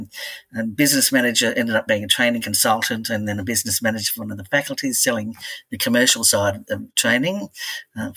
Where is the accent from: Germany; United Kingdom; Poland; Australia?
Australia; Belmont, New South Wales; also born or lived in Redhead, New South Wales; I was born in Redhead and moved all the way to Belmont North, which is probably about 5 kilometres if you're lucky. But yes, I've travelled well, but I've never lived anywhere else but in beautiful Lake Macquarie.